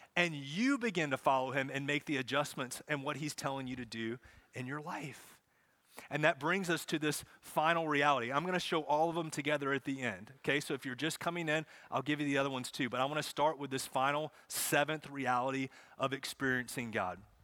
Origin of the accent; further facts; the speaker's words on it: Charlotte, North Carolina, United States; I grew up in Charlotte, so I grew up watching races, going to races